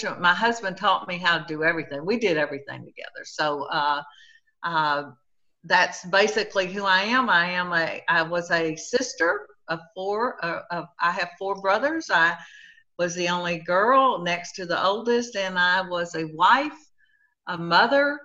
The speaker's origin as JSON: {"language": "English", "town": "Hico", "region": "Texas", "country": "United States", "tie": "born or raised there", "lives_now": "Sweeny, United States", "said": "I am from Sweeney, Texas. I was born in a little town called Hyco, Texas, and I currently live about 30 miles from the Gulf"}